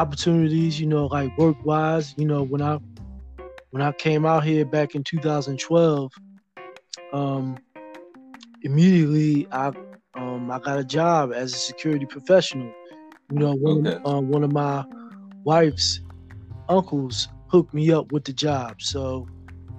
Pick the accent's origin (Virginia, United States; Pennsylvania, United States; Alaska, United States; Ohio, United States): Pennsylvania, United States; Philadelphia; moved away as an adult; now in Pittsburgh, United States; I was born and raised in North Philly